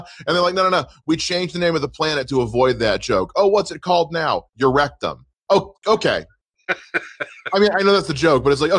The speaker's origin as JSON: {"language": "English", "region": "South Carolina", "country": "United States", "said": "I'm from South Carolina, where our college football team is the Gamecocks"}